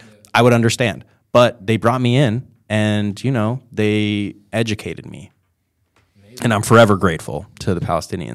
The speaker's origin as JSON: {"language": "English", "region": "New York", "country": "United States", "tie": "born or raised there", "said": "I was born in New York."}